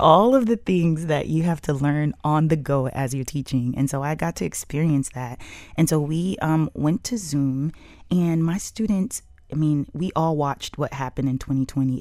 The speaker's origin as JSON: {"language": "English", "town": "Miami", "region": "Florida", "country": "United States", "tie": "born or raised there", "said": "We grew up in Brownsville"}